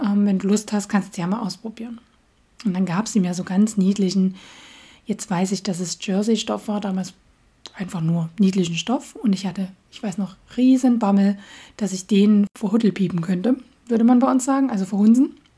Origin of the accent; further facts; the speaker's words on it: Dresden, Saxony, Germany; accent: Saxon; moved away as an adult; now in Göttingen, Germany; meine Heimatstadt ist Dresden. Ähm, und ja, da komme ich ursprünglich her